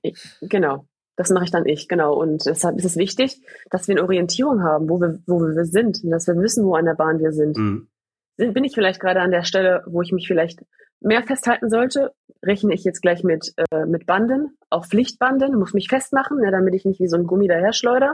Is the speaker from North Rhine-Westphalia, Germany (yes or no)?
yes; Gladbeck, North Rhine-Westphalia, Germany; ich komme ja aus dem Pott, ne? Ich komme ja. ja aus Gladbeck